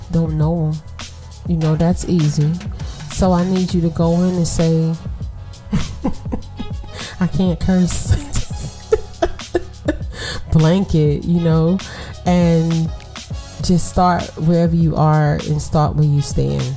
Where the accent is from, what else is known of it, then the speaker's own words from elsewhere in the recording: New York City, New York, United States; also born or lived in East Flatbush, Brooklyn; I'm from Brooklyn